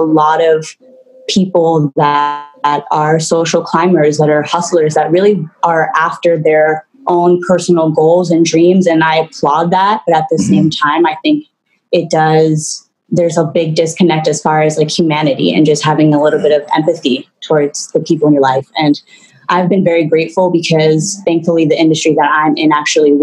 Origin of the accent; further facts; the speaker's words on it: New York City, New York, United States; moved away as an adult; also born or lived in Puerto Rico; I was born in Puerto Rico and I was raised in New York City in the heart of it. I grew up there